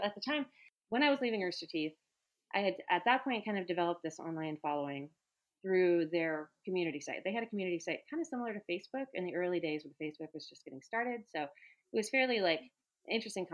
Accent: Oregon, United States; moved away; also born or lived in Texas; I grew up in Oregon

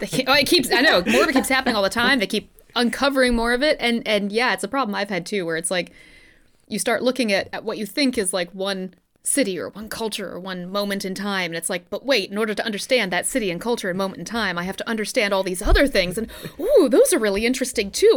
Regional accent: Southern, United States; We're Southern

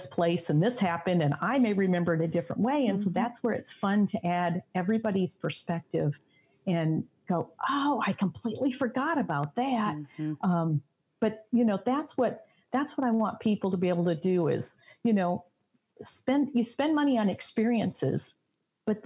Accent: Michigan, United States; now in Indiana, United States; I'm originally from Michigan and grew up usually living near

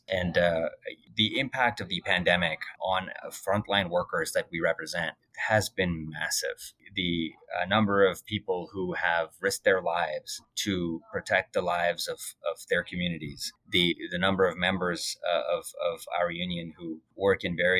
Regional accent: Alberta, Canada; also born or lived in India; now in Fredericton, Canada; And, you know, I'm from Alberta. I moved to Alberta from India. I moved from Alberta to Ontario, and I did not think I'd be living in Fredericton next.

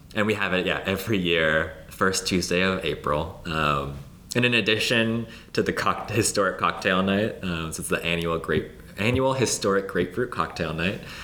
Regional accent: Los Angeles, California, United States; I grew up in LA and I grew up in the Valley

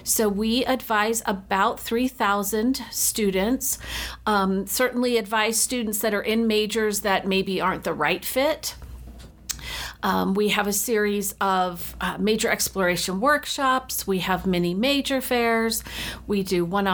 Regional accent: United States; moved away as an adult; also born or lived in Rexburg, Idaho; now in Utah, United States; So I grew up just outside of Washington, D.C., and came to school right after high school

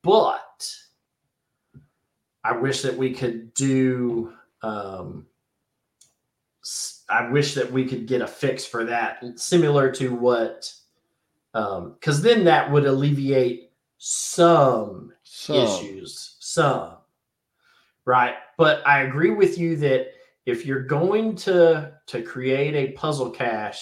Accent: United States; I'm an American

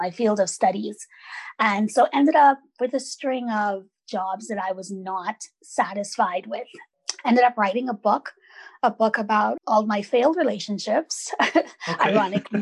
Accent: Bahamas; now in British Columbia, Canada; my Caribbean upbringing

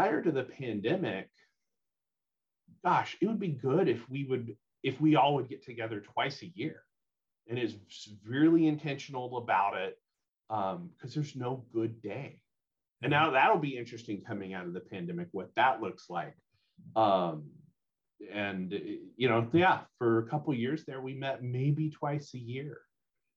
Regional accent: southwest Louisiana, United States; now in Bellingham, United States; I am originally from Louisiana, southwest corner of Louisiana, which will always be back home

